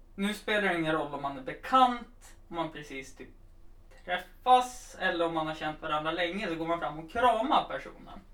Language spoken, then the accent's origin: Swedish; Östersund, Jämtland, Sweden; vi som kom från Östersund